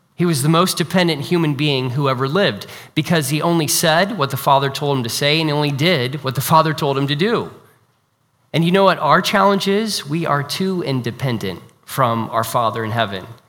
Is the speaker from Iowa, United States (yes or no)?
yes; Iowa, United States; moved away; also born or lived in China; I'm from Iowa originally, so I'm an Iowa Hawkeye fan